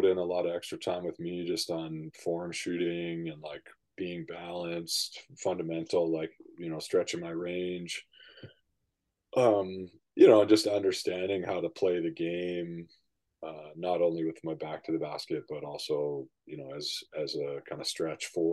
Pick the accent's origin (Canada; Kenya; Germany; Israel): Canada; Vancouver, British Columbia; I grew up in East